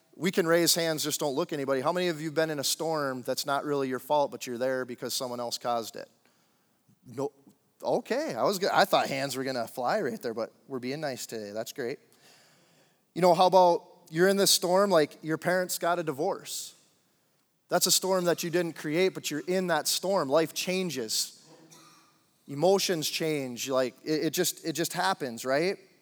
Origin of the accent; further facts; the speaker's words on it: Upper Peninsula of Michigan, United States; moved away as an adult; also born or lived in Central Florida; I I grew up in Upper Michigan, the U P, um, in a small town, twenty-five hundred people